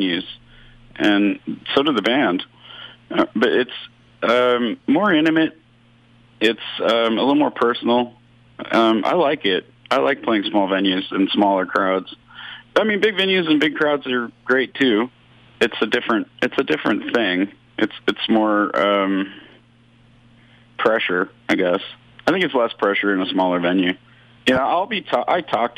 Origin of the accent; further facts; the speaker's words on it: United States; moved away as an adult; also born or lived in New York / Vancouver; now in Hamilton, Canada; I'm American. So and in the 90s, I was living in New York